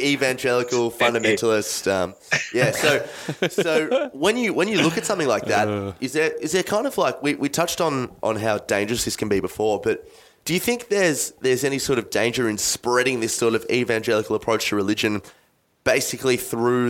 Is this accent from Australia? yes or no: yes; Australia; I'm just an Aussie baller